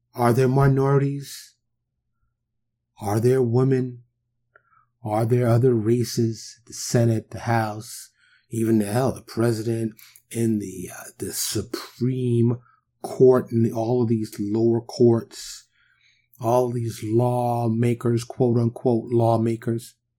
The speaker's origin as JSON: {"language": "English", "town": "New York City", "region": "New York", "country": "United States", "tie": "born or raised there", "said": "I growing up in New York. Even though I grew up in the hood, in Harlem, in the Bronx"}